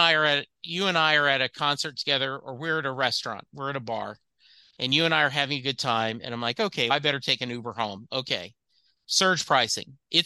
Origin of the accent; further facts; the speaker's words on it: Dallas, Texas, United States; I'm a Dallas Cowboy fan. I'm from Dallas.